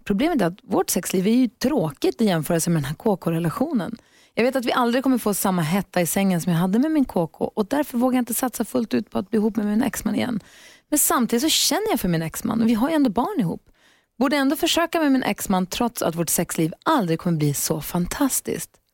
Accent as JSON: {"language": "Swedish", "town": "Luleå", "region": "Norrbotten County", "country": "Sweden", "tie": "born or raised there", "moved": "yes", "said": "jag är ju från Luleå, det är väl samma sak. För, förr ja. så kunde man aldrig gå Storgatan fram utan att träffa kompisar, stallkompisar, skolkompisar, folk"}